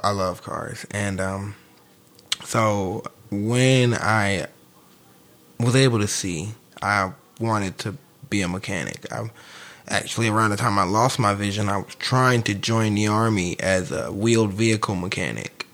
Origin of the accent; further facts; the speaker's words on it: St. Louis, Missouri, United States; I'm from St. Louis.